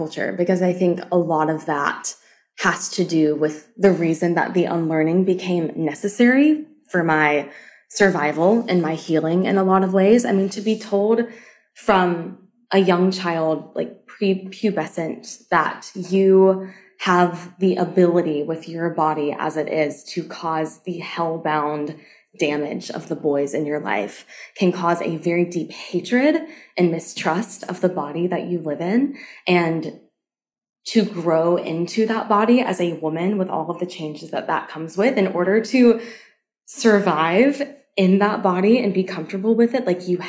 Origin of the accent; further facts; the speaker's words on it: the South, United States; I have lots of friends who had a very similar childhood to me, as growing up in the South, unlearning a lot of that type of purity, modesty culture